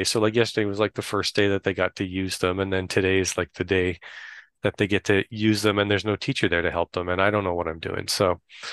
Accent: Canada; also born or lived in Ottawa; I'm from Canada

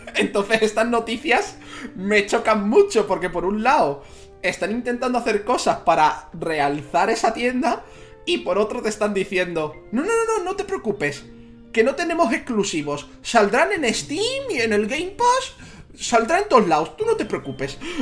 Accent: Spain; Yo soy de España

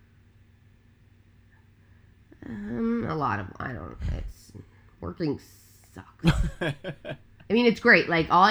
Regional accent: Long Island, New York, United States; I am born and raised on Long Island, on Long Island, which is like where the Hamptons

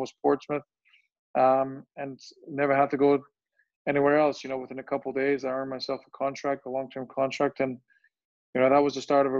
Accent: Germany; English is a second language; also born or lived in Bosnia; I was born in Bosnia, and soon after that, you know, a big conflict, the war broke out, and my family had to move away from Bosnia when I was 4 years old, and we ended up moving to Germany.

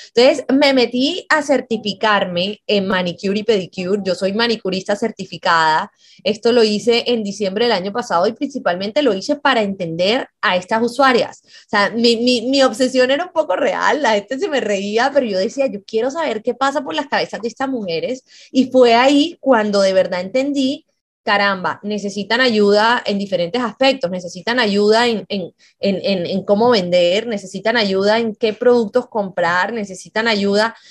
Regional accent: Colombia; siendo incluso colombiana

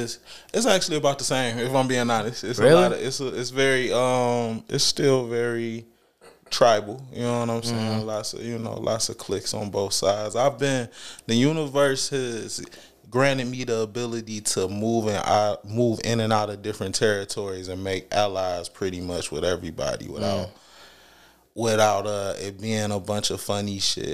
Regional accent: Detroit, Michigan, United States; Yeah, from Detroit, Michigan. Born and raised on 6 Mile.

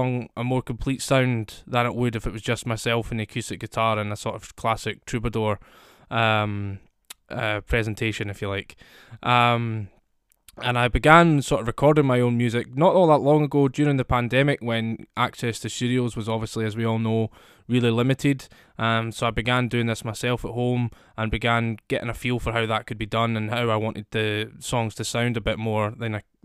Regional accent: Scotland, United Kingdom; I'm a singer-songwriter from Scotland, as you can probably hear from my accent

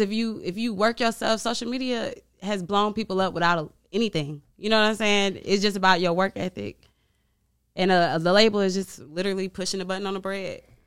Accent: Chicago, Illinois, United States; moved away; I'm from Chicago

